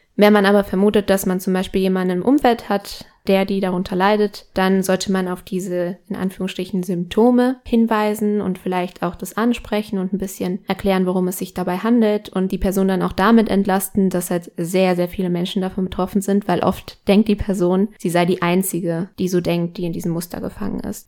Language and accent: German; Ecuador; moved away; bei uns in Ecuador